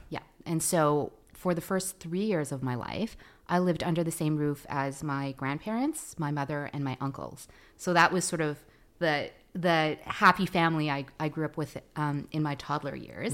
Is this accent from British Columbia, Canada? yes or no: yes; Vancouver, British Columbia, Canada; first language Tagalog; English is a second language; also born or lived in Philippines / California; I did most of my growing up here. We moved up here when I was six